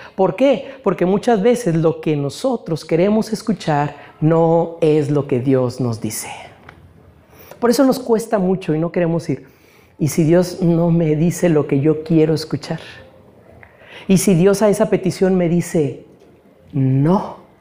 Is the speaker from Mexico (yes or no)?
yes; Mexico; Nosotros, hermanos, como mexicanos